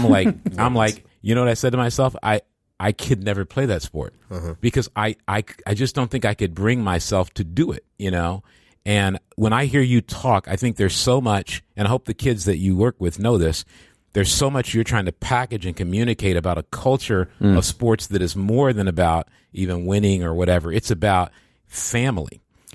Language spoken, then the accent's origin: English; Midwest, United States; I grew up in the Midwest, too. The Midwest, there's a Midwest culture.